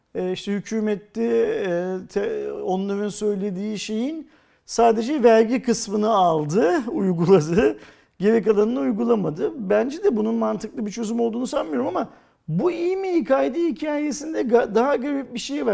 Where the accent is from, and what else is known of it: Turkey